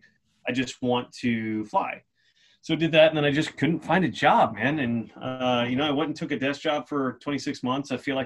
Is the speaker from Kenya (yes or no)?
no; Silver Spring, Maryland, United States; it's Silver Spring, Maryland